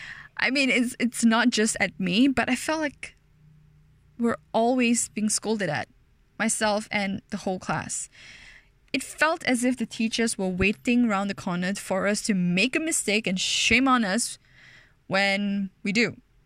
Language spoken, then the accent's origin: English; Ampang, Selangor, Malaysia; I was born and bred in Malaysia, specifically in a beautiful, thriving town called Ampang. The one in Selangor, not the one in Ipoh.